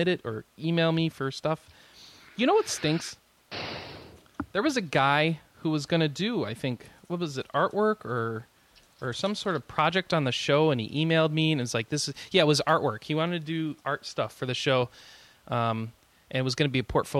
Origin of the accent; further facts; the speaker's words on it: United States; I'm an American